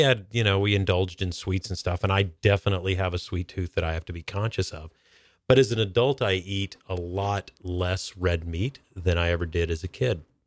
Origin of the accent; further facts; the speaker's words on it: North Georgia, United States; now in Seattle, United States; I grew up in North Georgia